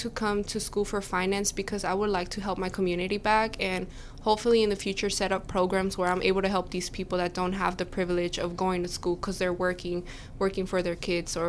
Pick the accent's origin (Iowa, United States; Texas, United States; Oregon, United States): Texas, United States; Port Arthur; Well, I'm from Port Arthur, Texas. I've kind of been all over the United States, moving around a lot because of my dad's job, but we've been living in Port Arthur for like these last 8 years